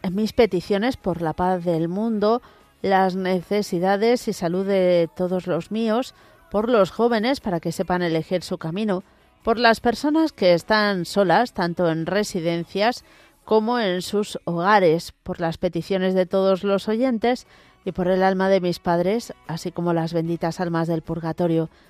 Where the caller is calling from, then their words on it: Ciudad Real, Castilla-La Mancha, Spain; Hola, buenas tardes. … de Ciudad Real.